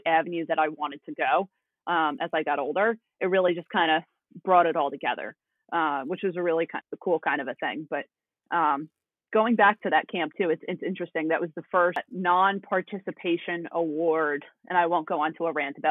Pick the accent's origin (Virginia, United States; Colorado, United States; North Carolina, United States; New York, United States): New York, United States; Hartsdale; I'm from Hartsdale. So anybody that knows, it's Hudson Valley region